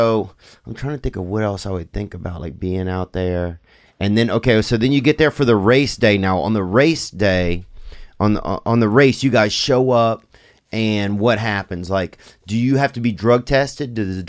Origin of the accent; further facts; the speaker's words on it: Louisiana, United States; I'm from Louisiana originally. And they have a lot of guys from Louisiana that are jockeys.